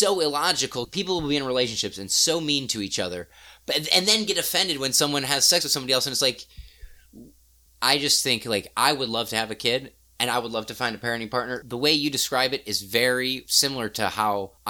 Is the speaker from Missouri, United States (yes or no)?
yes; Missouri, United States; I grew up in Missouri.